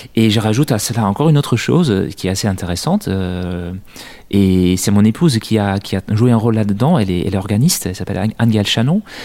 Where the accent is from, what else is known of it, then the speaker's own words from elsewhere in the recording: Netherlands; now in France; dans mon pays d'origine, aux Pays-Bas